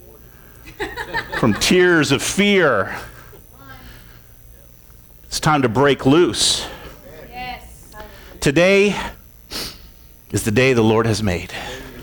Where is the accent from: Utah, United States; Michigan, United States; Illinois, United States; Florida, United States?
Florida, United States; I grew up in Florida, and there was a lake across the street